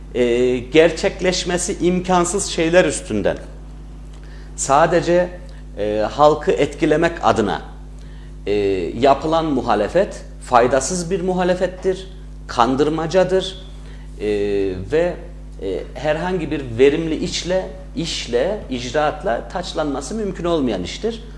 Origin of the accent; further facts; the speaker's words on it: Bünyan, Kayseri Province, Turkey; also born or lived in Ankara; 1985 Kayseri Bünyan doğumluyum. Ee, bütün ilk orta öğretimimi, lise eğitimimi Bünyan'da tamamlamış bir insanım.